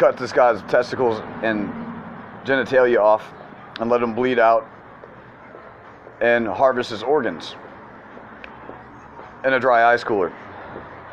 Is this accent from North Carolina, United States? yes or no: yes; Charlotte, North Carolina, United States; I'm a comedian from Charlotte, North Carolina